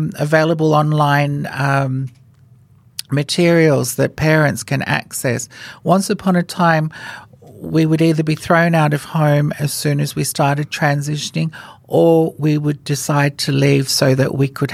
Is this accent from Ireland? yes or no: no; Fiji; moved away as an adult; now in Australia; I was born in Fiji, and I was the first transgender woman in Fiji to be legally given a female name by the Fijian government